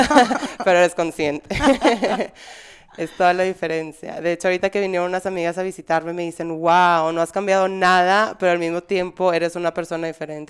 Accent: Monterrey, Nuevo León, Mexico; moved away; also born or lived in Spain; en Monterrey, al menos en la sociedad que yo crecí, era muy cerrada

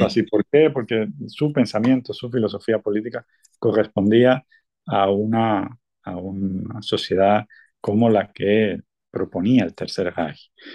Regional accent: Cuba; moved away as an adult; also born or lived in Mexico; now in Barcelona, Spain; yo me fui muy joven, muy joven de Cuba yo salí en 1991, viví ocho años en México

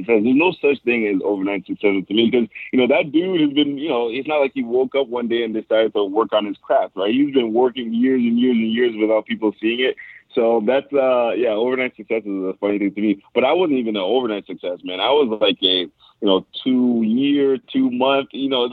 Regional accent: Canada; also born or lived in Buffalo; being a Canadian kid, I grew up

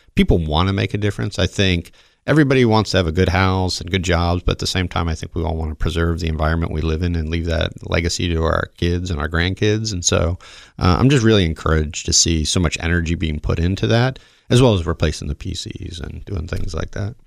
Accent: the South, United States; moved away; I grew up in the South with, you know, just around cars

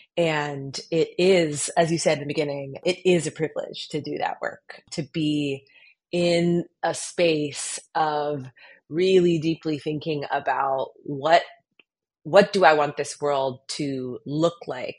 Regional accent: Colorado, United States; the experience of growing up in Colorado

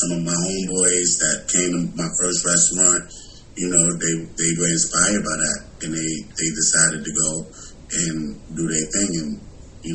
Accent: New York City, New York, United States; moved away as an adult; also born or lived in Tuskegee, Alabama; now in Atlanta, United States; growing up in New York

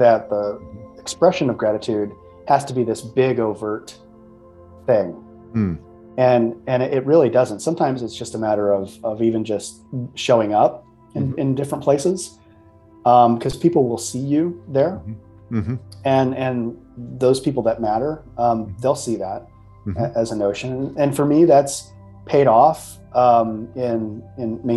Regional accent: Midwest, United States; I'm from the Midwest, so passive aggressiveness is the way we sort of live

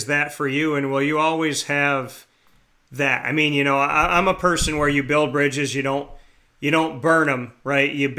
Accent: Syracuse, New York, United States; people like me who grew up here, born and raised in Syracuse

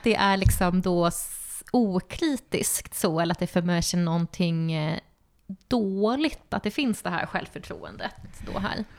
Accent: Stockholm, Stockholm County, Sweden; moved away as an adult; also born or lived in Uppsala; now in Östersund, Sweden; jag är från Stockholm och sen så flyttade jag till Uppsala för att plugga där.

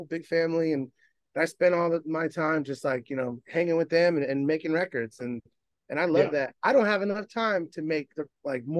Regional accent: Bay Area, California, United States; I'm from the Bay Area

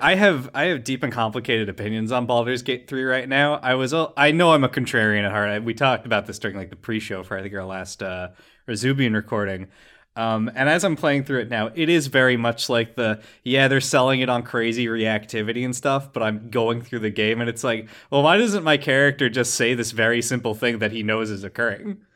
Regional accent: Ringwood, New Jersey, United States; moved away; my hometown of Ringwood, New Jersey is a nightmare, toxic waste hellhole

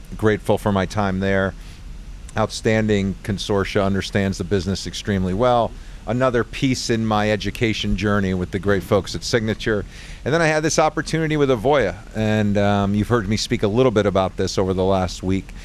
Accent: Long Island Sound area, Connecticut, United States; I grew up in the Long Island Sound area

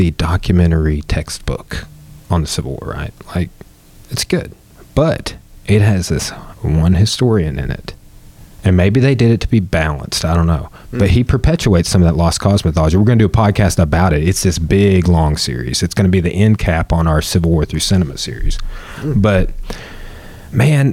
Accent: Clarksville, Arkansas, United States; I'm from Clarksville.

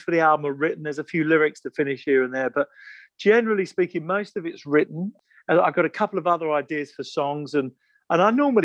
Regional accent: England, United Kingdom; we're from England

